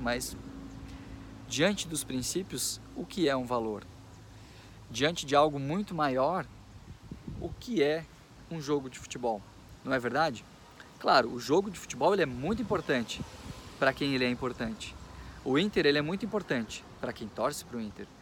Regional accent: Machadinho, Rio Grande do Sul, Brazil; eu nasci aqui na cidade de Machadinho, Rio Grande do Sul. Sou gaúcho

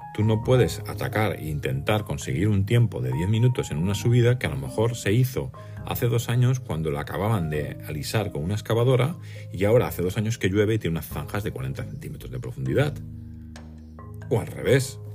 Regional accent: Mallorca, Balearic Islands, Spain; soy de Mallorca

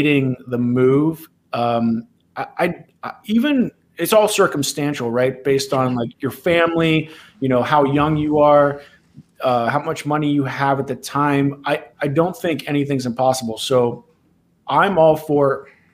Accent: Ohio, United States; moved away as an adult; also born or lived in Los Angeles, California; decided to make a move back to my home state. So I currently live in Columbus, Ohio.

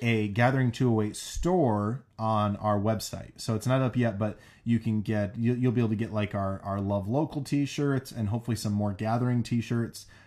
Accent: South Dakota, United States; now in Boise, United States; growing up in South Dakota

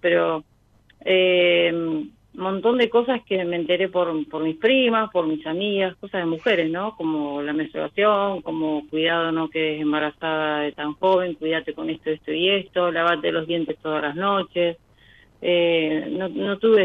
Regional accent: Bolívar, Buenos Aires Province, Argentina; Yo soy de Bolívar

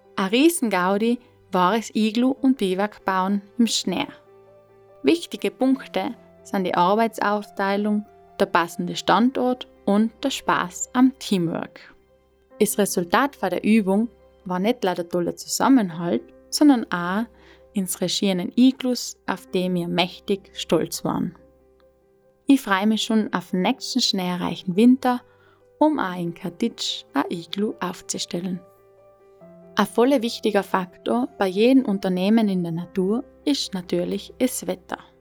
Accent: South Tyrol, Trentino-Alto Adige, Italy; moved away as an adult; Weil ich dann meiner Heimat Südtirol in Rücken gekehrt habe

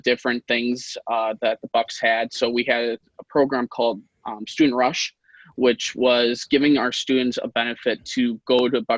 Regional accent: Wisconsin, United States; also born or lived in Russia; I was actually adopted from Russia, which is kind of cool. But I've always lived here in Wisconsin

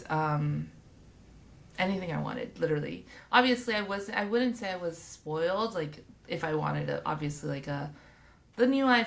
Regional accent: Hawthorne, California, United States; I grew up in Hawthorne

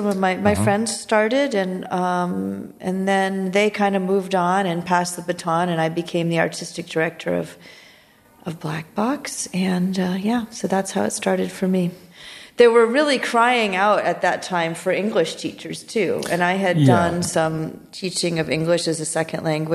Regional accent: New England, United States; moved away as an adult; also born or lived in Midwest / Chicago; I grew up in New England, and then I went to school in the Midwest, and then I moved to Chicago

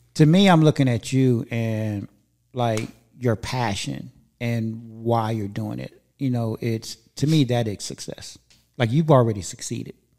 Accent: Inglewood, California, United States; moved away as an adult; also born or lived in Encino / Chatsworth / Northridge / Granada Hills; now in Antelope Valley, United States; I was born and raised in Inglewood

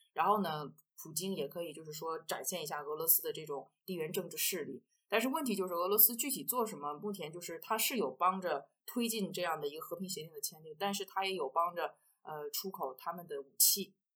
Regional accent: China; moved away as an adult; now in Central African Republic; 我作为一个中国人

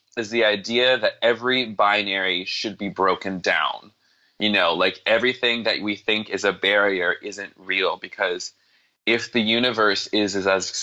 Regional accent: the South, United States; also born or lived in Atlanta, Georgia; I was born in the South, and so being born in the South means that you... even if you weren't evangelical yourself, you were exposed to evangelicalism.

